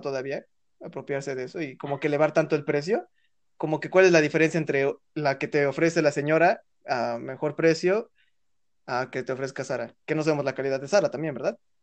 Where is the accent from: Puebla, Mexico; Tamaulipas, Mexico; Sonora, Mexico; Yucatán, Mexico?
Puebla, Mexico; somos el estado de Puebla